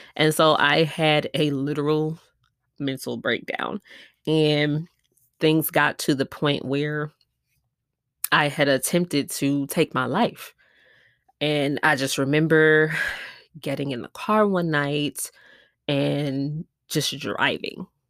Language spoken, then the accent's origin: English; Milwaukee, Wisconsin, United States; now in Houston, United States; I'm from Milwaukee, Wisconsin, but I live in Houston, Texas